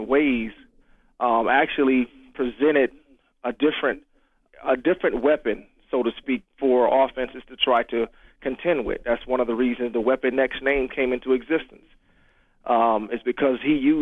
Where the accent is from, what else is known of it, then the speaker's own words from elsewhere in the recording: Jacksonville, Florida, United States; growing up in Jacksonville, Florida